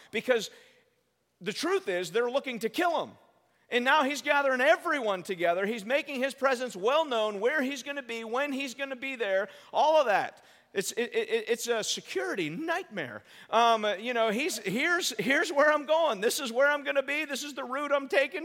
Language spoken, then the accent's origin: English; United States; we're, we're American